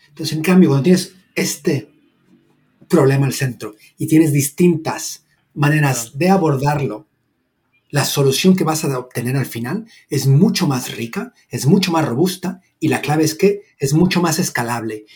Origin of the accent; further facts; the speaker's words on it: Mexico; moved away as an adult; now in Barcelona, Spain; soy originalmente de México